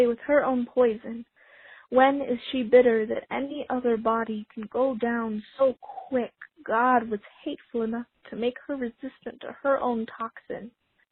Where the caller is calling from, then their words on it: Salt Lake City, Utah, United States; I'm calling from Salt Lake City, Utah